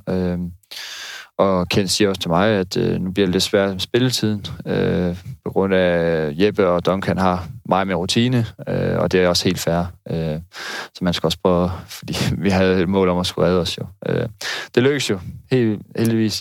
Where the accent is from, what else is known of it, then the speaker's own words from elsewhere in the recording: North Jutland, North Denmark Region, Denmark; moved away as an adult; also born or lived in Odense / Aalborg; now in Aarhus, Denmark; jeg er opvokset i Nordjylland